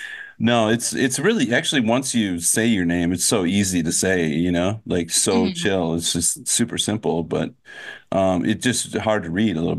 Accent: White Bear Lake, Minnesota, United States; I'm from White Bear Lake, but White Bear Lake is a suburb of St. Paul.

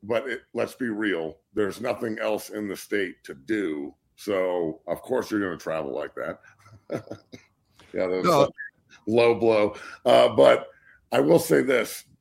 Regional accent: Boulder, Colorado, United States; I grew up in Boulder. My whole family is from Omaha and Lincoln

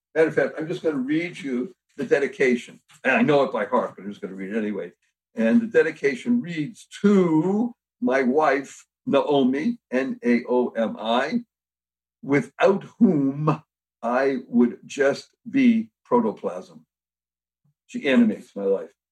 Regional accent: Boston, Massachusetts, United States; I come from Boston, Massachusetts, so I know a little bit about New England

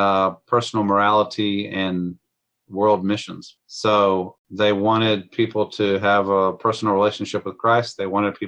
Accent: Virginia, United States; moved away as an adult; also born or lived in New York / Atlanta / Macon; now in Georgia, United States; I grew up in Virginia to a Catholic family and left that behind when I was in high school and had a conversion experience with the Baptists

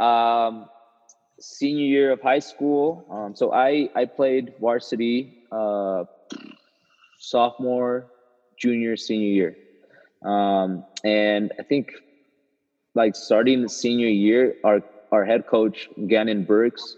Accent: Costa Mesa, California, United States; I grew up in Costa Mesa, California

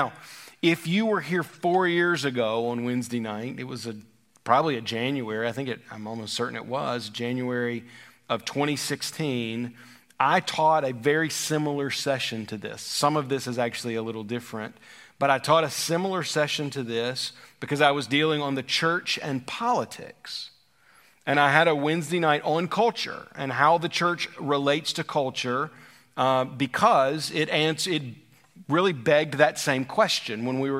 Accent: Deep South, United States; now in Virginia; We've become such a melting pot here in Virginia. But I grew up in the Deep South, and culture changed last and still does in a lot of ways in the Deep South or in the Southeast.

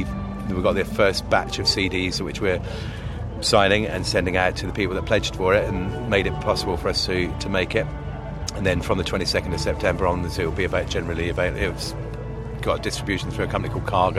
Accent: Southampton, South East England, United Kingdom; myself and Paul, we're from Southampton

